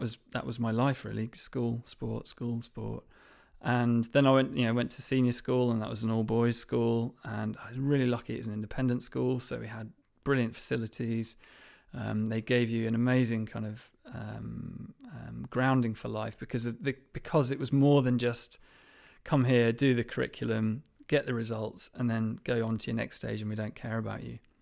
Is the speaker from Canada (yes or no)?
no; Lancashire, North West England, United Kingdom; I grew up in Lancashire, in a small village in Lancashire